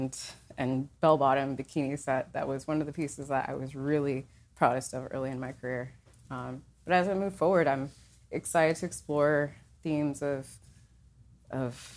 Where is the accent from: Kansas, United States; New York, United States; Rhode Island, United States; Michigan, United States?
New York, United States; New York City; moved away as an adult; now in Miami, United States; I'm a New Yorker, born and raised